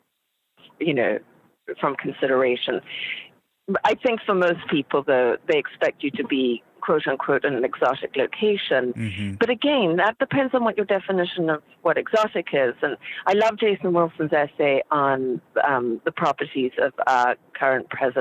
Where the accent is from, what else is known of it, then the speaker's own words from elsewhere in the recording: Zimbabwe; moved away; I was raised in Zimbabwe, and I am Caucasian.